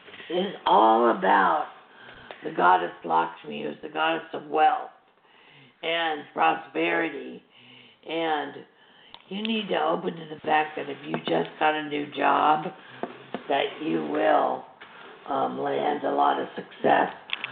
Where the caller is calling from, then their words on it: Chicago, Illinois, United States; I'm calling from Chicago.